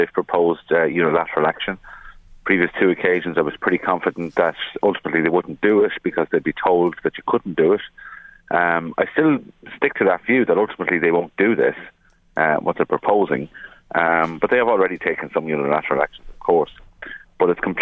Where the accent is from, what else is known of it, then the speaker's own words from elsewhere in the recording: Ireland; as an Irish person